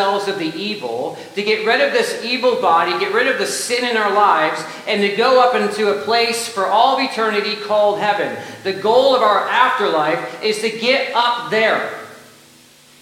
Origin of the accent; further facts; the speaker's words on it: United States; we have as American Christians